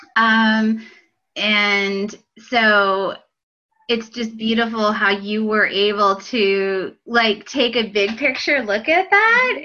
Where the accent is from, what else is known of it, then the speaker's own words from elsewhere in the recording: Pennsylvania, United States; moved away as an adult; also born or lived in Illinois; I was from Pennsylvania. I went to Penn State.